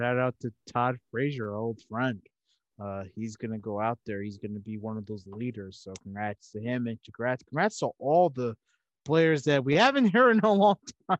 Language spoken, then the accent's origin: English; Slovenia